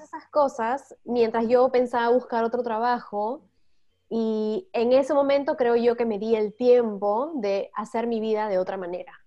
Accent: Peru; moved away as an adult; now in Netherlands; tengo 33, soy de Perú y ahora estoy viviendo en Holanda

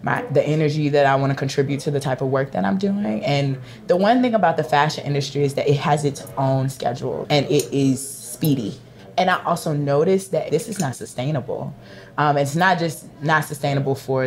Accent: Virginia, United States; moved away as an adult; now in New York City, United States; I'm a little country church Virginia girl

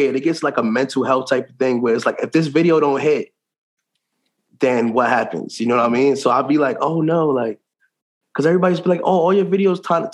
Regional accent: New York City, New York, United States; accent: New York; I guess that's my accent. You know, I'm from New York

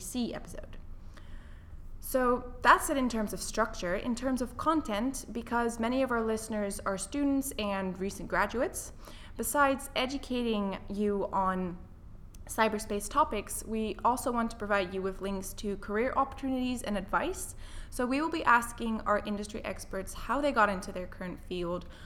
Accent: French-speaking part of Switzerland, Romandy, Switzerland; moved away as an adult; also born or lived in Netherlands; now in United Kingdom; I was born in the Netherlands, which is where my parents are originally from. I grew up in the French-speaking part of Switzerland, though, and then I came to the UK for my university education

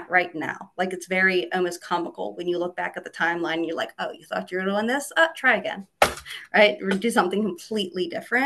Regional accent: Aberdeen, Maryland, United States; I grew up in Aberdeen, which is right, Aberdeen Proving Ground.

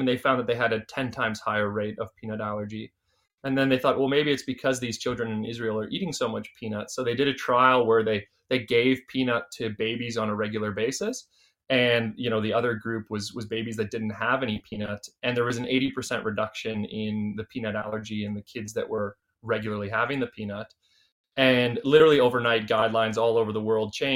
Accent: Canada; accent: Canadian; now in Australia; my accent is Canadian

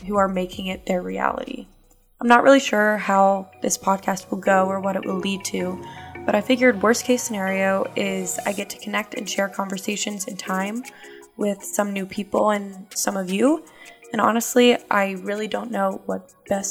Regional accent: Pittsburgh, Pennsylvania, United States; also born or lived in Auburn University, Alabama; I'm from Pittsburgh, Pennsylvania

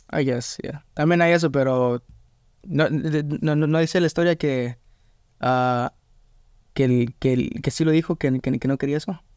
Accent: Atlanta, Georgia, United States; also born or lived in Mexico (family) / Louisiana; now in Lafayette, United States; yo nací en, Estados Unidos, pero en Atlanta.

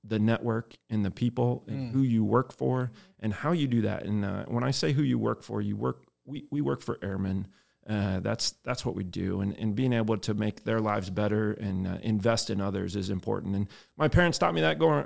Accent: Kettering, Ohio, United States; moved away as an adult; also born or lived in Dayton, Ohio; now in Dover, United States; I'm from Dayton, Ohio, originally, a small town actually south of that called Kettering, Ohio. It's a suburb. That's where I grew up for most of my life

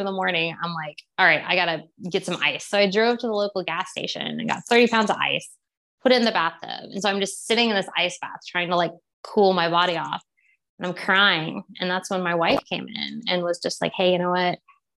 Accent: Texas, United States; I grew up in Texas, we ate meat growing up

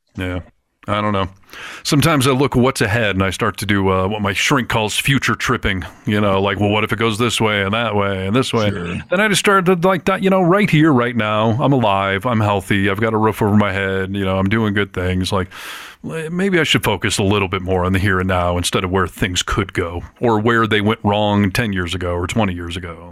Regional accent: Michigan, United States; I grew up in Michigan where hunting was super commonplace

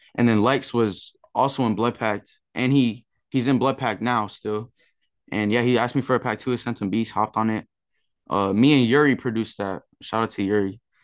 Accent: San Diego, California, United States; I'm from San Diego, California

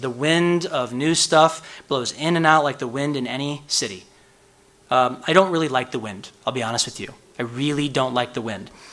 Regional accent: Chicago, Illinois, United States; moved away; I'm from Chicago, the windy city

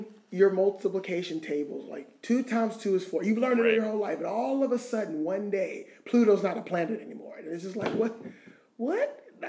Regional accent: Atlanta, Georgia, United States; moved away as an adult; now in Louisiana, United States; Moving to Louisiana, coming from like a city, like I'm from Atlanta.

